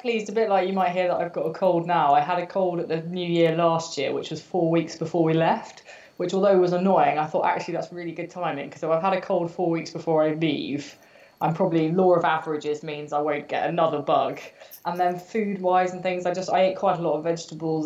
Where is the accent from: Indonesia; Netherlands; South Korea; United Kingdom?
United Kingdom; I am British, I am a runner